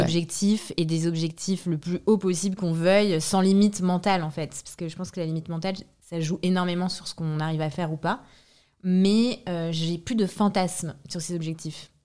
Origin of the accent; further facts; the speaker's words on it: France; also born or lived in Transylvania, Romania; now in Paris, France; j'ai grandi en France